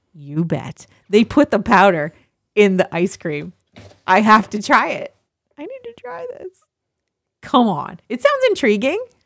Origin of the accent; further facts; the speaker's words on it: Midwest, United States; moved away; I grew up in the Midwest